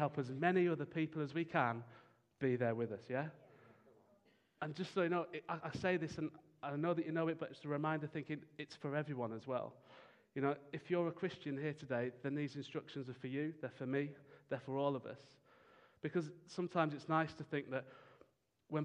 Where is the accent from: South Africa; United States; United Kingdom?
United Kingdom; as British people